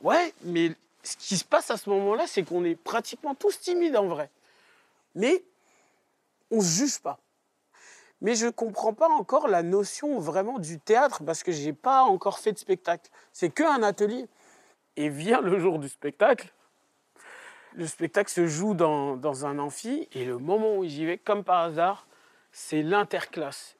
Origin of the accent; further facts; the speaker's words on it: Trappes, Île-de-France, France; moi, j'ai grandi à Trappes